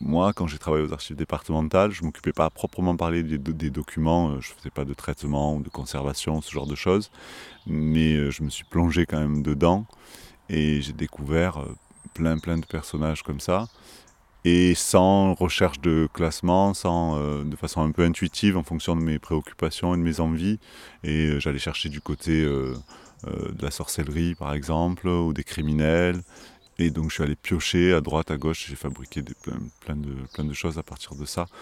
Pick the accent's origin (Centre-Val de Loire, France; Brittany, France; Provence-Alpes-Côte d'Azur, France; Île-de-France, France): Provence-Alpes-Côte d'Azur, France; Marseille; en tant que Marseillais, j'ai toujours euh, senti que j'étais Marseillais